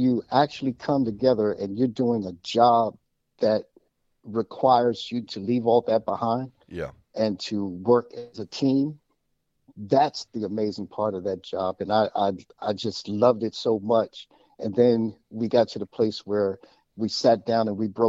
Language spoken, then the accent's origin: English; Washington, District of Columbia, United States; I grew up in Washington, D.C. I was born and raised in the city.